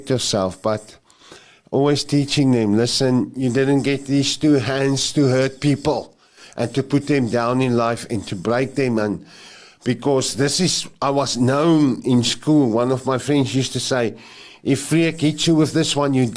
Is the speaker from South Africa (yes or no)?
yes; Krugersdorp, Gauteng, South Africa; where I grew up there in Krugersdorp, it's called Krugersdorp West.